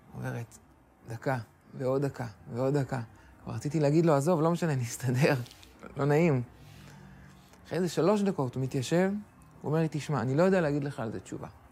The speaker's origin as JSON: {"language": "Hebrew", "town": "Ra'anana", "region": "Central District", "country": "Israel", "tie": "born or raised there", "said": "גדלתי ברעננה, אה, למדתי בתיכון אוסטרובסקי"}